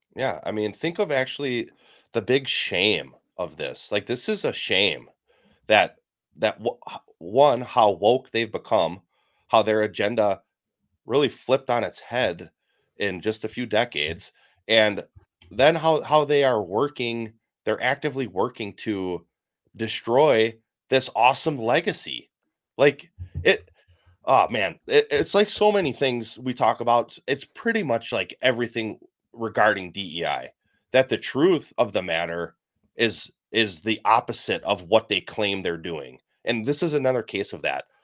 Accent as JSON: {"language": "English", "region": "Wisconsin", "country": "United States", "tie": "born or raised there", "also_born_or_lived": "Kansas", "moved": "as an adult", "said": "my home state of Wisconsin"}